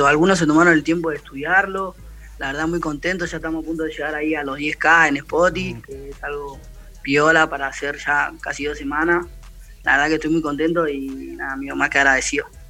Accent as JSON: {"language": "Spanish", "region": "Buenos Aires", "country": "Argentina", "said": "yo soy de la Villa 31"}